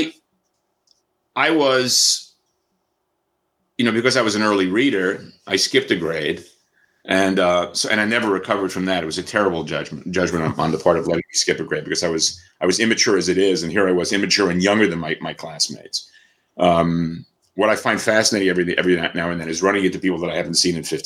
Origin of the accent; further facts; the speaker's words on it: New York City, New York, United States; born and raised in New York City